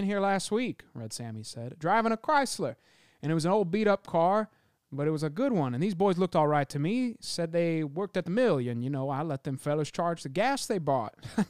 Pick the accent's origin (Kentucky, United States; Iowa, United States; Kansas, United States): Kansas, United States; born or raised there; also born or lived in Baton Rouge, Louisiana